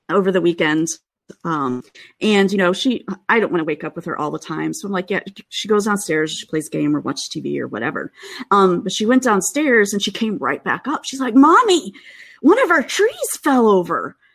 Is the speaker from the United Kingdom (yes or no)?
no; Midwest, United States; now in Seattle, United States; I still do feel bad complaining, you know, because I grew up in the Midwest, and so.